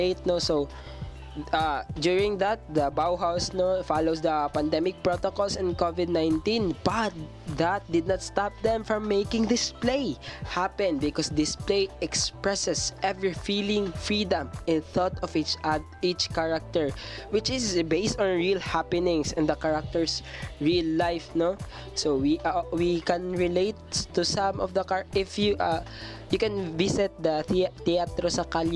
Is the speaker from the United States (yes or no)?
no; Mindanao, Philippines; as a Filipino, especially a Mindanaoan